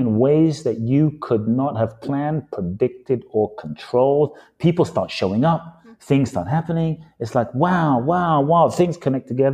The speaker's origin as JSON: {"language": "English", "region": "London", "country": "United Kingdom", "tie": "born or raised there", "also_born_or_lived": "Los Angeles, United States / Phoenix, United States", "moved": "as an adult", "lives_now": "Miami, United States", "said": "My father's from Ghana. My mother's from Japan. I grew up in London"}